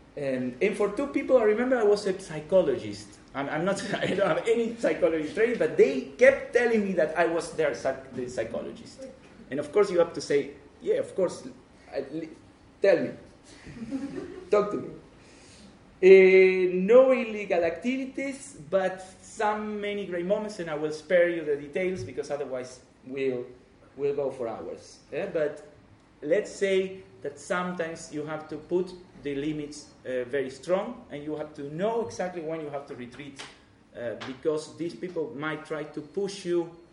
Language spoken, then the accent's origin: English; Argentina; English is a second language; moved away as an adult; now in Netherlands; I'm Argentinian myself. Uh, I come from Argentina, but I live 25 years in the Netherlands